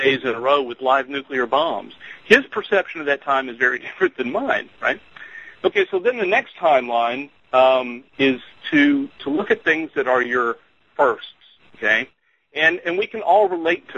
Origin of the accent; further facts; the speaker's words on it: Houston, Texas, United States; I grew up in Houston, Texas